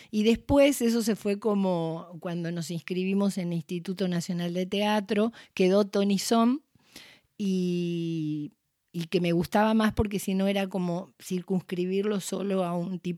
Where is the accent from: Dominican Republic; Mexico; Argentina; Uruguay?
Argentina; en ese pueblo de italianos donde yo crecí, no en Italia, sino pueblos de inmigrantes italianos